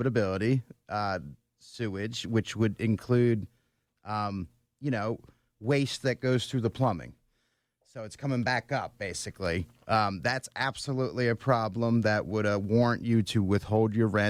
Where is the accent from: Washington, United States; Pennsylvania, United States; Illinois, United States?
Pennsylvania, United States; Bucks County; also born or lived in Northeast Philadelphia; I grew up in Bucks County